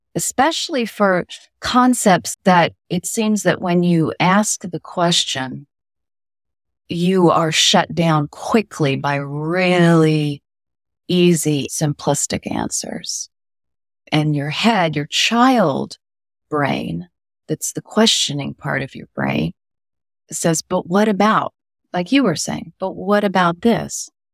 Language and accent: English; California, United States; moved away as an adult; also born or lived in Iowa; now in East Coast, United States; I grew up in California for the most part